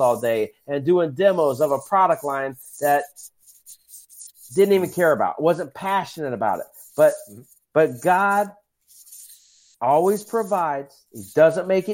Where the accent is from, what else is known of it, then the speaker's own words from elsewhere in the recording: Dublin, Ohio, United States; in Dublin, Ohio, my hometown